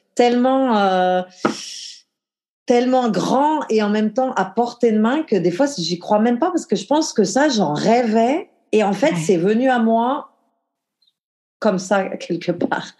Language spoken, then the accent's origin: French; the Alps, France; moved away; j'ai grandi dans les Alpes, en France, un petit village de 1500 habitants